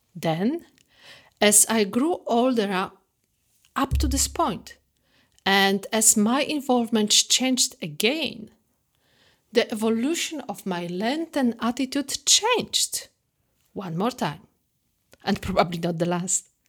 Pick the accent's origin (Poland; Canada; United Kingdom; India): Poland; moved away; I grew up in the Catholic traditional family back in Poland.